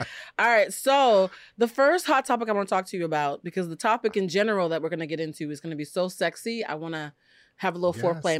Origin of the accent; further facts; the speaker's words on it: Massachusetts, United States; now in Los Angeles, United States; I'm from Massachusetts.